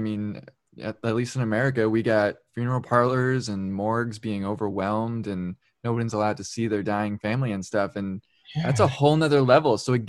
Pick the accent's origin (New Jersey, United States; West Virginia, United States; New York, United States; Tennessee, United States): New York, United States; I'm from New York